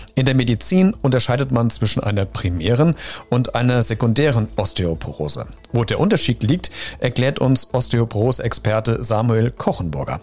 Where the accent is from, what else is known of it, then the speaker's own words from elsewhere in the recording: Germany; Bei uns in Deutschland